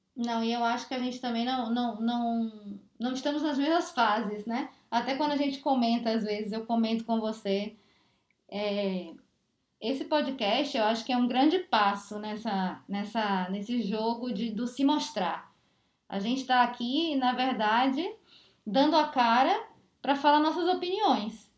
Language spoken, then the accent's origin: Portuguese; Bahia, Brazil; now in São Paulo, Brazil; eu saí da Bahia